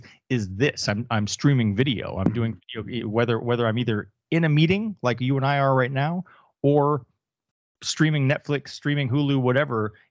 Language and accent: English; Michigan, United States; moved away; I'm from Michigan.